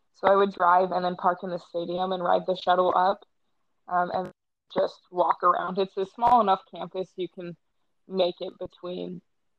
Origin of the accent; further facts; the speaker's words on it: Logan, Utah, United States; I grew up in Logan, so I'm very familiar with the area